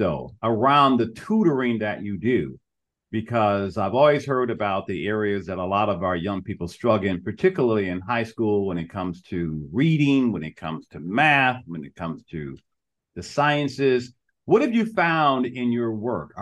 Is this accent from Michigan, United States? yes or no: yes; Detroit, Michigan, United States; moved away; I'm from Detroit, Michigan, originally. And when I grew up, Detroit was a proud city